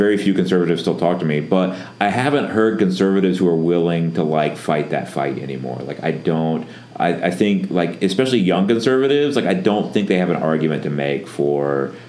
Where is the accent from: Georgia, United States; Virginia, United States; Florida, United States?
Florida, United States; Northwest; I'm from Northwest Florida